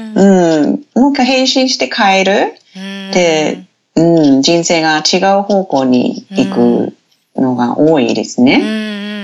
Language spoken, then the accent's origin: Japanese; Te Anau, Southland, New Zealand; Japanese is a second language; moved away as an adult; now in Japan; 私のふるさとっていう町はテアナウっていう町なんですけど